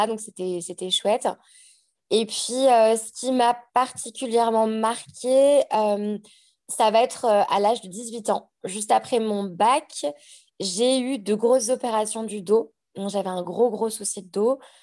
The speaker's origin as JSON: {"language": "French", "town": "Annecy", "region": "Auvergne-Rhône-Alpes", "country": "France", "tie": "born or raised there", "also_born_or_lived": "Aix-les-Bains, France", "moved": "as an adult", "lives_now": "Queenstown, New Zealand", "said": "je suis née à Annecy, j'ai grandi euh, toute mon enfance sur Annecy."}